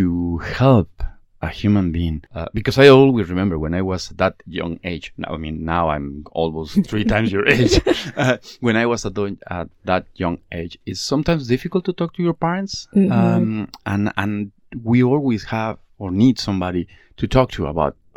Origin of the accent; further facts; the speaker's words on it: Mexico; moved away as an adult; now in Malaysia; I'm from Mexico. I've been living in Malaysia for about the last 16 years or so